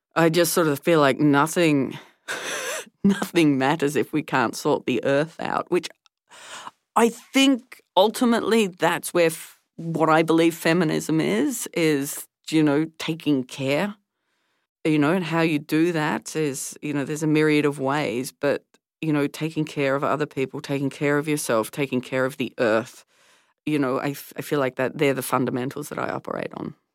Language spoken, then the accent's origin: English; Tasmania, Australia; growing up in Tasmania during the debates